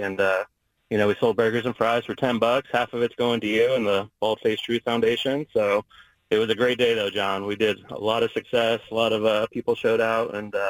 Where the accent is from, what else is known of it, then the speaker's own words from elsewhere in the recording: North Carolina, United States; moved away as an adult; also born or lived in California / Tacoma, Washington; now in Vancouver, Washington, United States; out in the Carolinas where I came from.